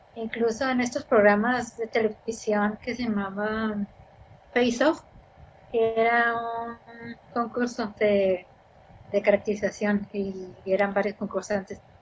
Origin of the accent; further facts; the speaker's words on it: Ensenada, Baja California, Mexico; nací aquí, soy de Ensenada, toda mi vida aquí